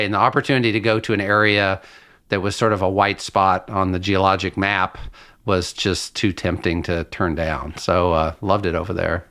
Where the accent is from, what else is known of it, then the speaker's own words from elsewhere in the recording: Lexington, Kentucky, United States; moved away as an adult; now in Washington State, United States; I grew up in Lexington, Kentucky, in a horse farm country